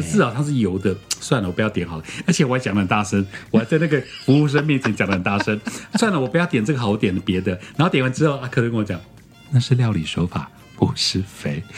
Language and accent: Chinese; Taiwan; 我们台湾这边